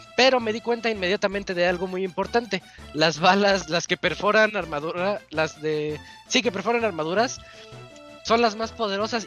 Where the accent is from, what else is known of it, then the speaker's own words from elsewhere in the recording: Mexico; yo soy un mexicano que es que no se siente latino